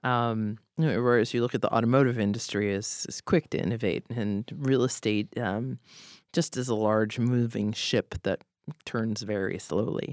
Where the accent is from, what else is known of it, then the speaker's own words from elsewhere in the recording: Boston, Massachusetts, United States; also born or lived in Philadelphia; now in Seattle, United States; I was raised in Boston